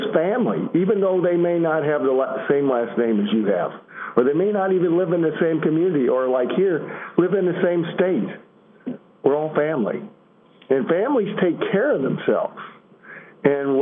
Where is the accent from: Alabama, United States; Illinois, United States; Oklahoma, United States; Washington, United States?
Illinois, United States; I'm from Illinois